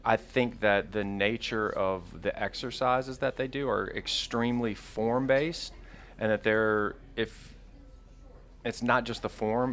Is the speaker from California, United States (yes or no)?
no; Mississippi coast, United States; I grew up on the Mississippi coast